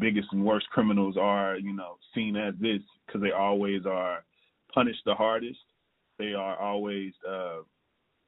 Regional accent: Jackson, Tennessee, United States; now in Chicago, United States; from Jackson, Tennessee, currently living in Chicago, Illinois

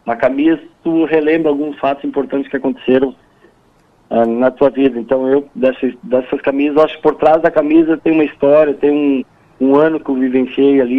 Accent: Rio Grande do Sul, Brazil; nós como gaúchos, e principalmente aqueles que estão fora do estado, nós somos muito bairristas e a gente valoriza, a gente gosta das coisas nossas.

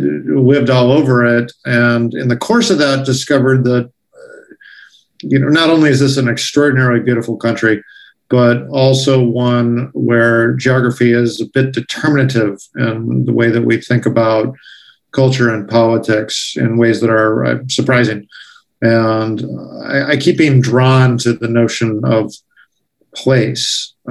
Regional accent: Tucson, Arizona, United States; moved away as an adult; also born or lived in California; I grew up in Tucson, a graduate of Kenyon Doyle High School

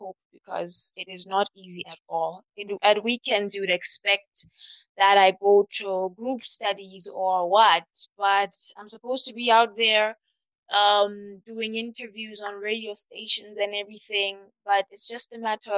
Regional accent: Lesotho; My hometown is Mafeking

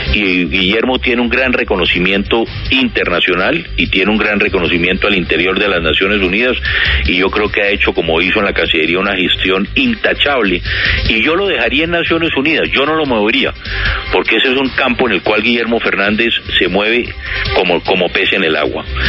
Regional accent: Colombia; todos los expresidentes de Colombia

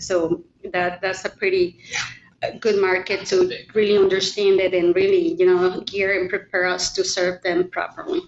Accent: Mexico; moved away as an adult; now in Oregon, United States; I was born and raised in Mexico. Um, I moved here to the US in 1996 when I got married

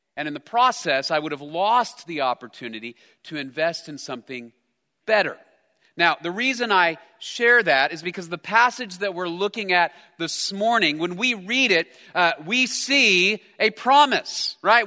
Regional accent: United States; I'm an American

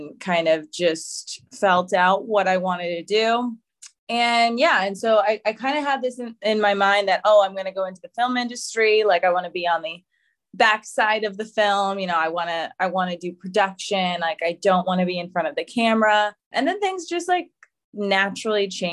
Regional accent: Boston, Massachusetts, United States; also born or lived in Providence, Rhode Island; I'm from Boston, Massachusetts

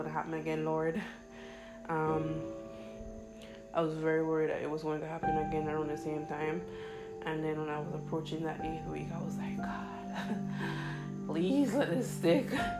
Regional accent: Jamaica; I'm Jamaican, we have potholes in our road

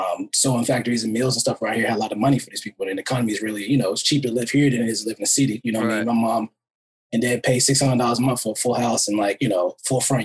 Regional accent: Monroe, North Carolina, United States; now in Los Angeles, United States; we grew up in Monroe, North Carolina. It's kind of like a city, a little small city outside of Charlotte

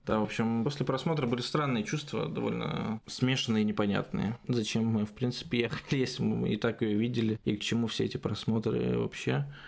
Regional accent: Russia; moved away as an adult; now in Germany; нет, из России

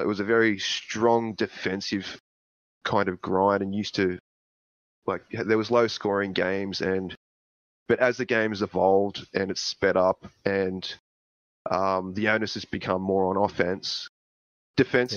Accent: Australia; being an Australian

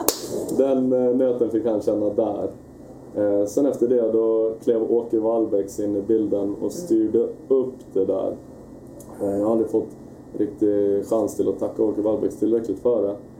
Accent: Västerås, Västmanland, Sweden; also born or lived in Oslo, Norway; Jag är uppvuxen i Västerås

